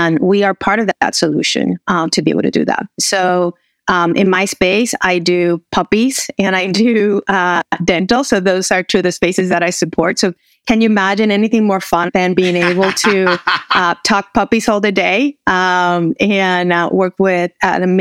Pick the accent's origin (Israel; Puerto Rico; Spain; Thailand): Puerto Rico; moved away as an adult; also born or lived in Texas; now in United States; raised in Puerto Rico, went to university in the U.S., started back my career with GE in Puerto Rico